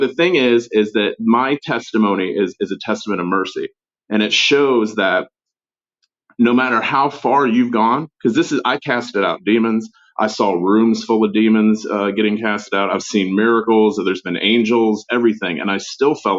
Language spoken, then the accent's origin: English; Florida, United States; I grew up in Florida